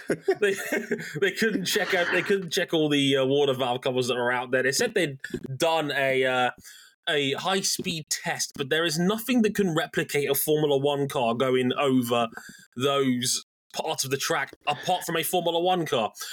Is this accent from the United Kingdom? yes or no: yes; United Kingdom; us Brits